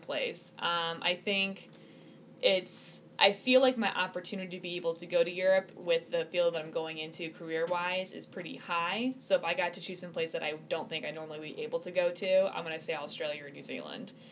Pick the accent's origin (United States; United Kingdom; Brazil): United States; Illinois; I am from Illinois